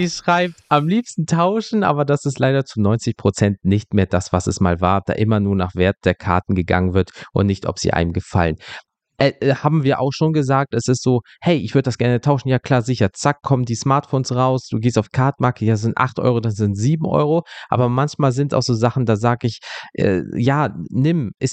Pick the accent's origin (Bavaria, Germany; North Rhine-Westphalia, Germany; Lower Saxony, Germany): North Rhine-Westphalia, Germany; ich komme aus NRW, was willst du mir denn hier gerade erzählen?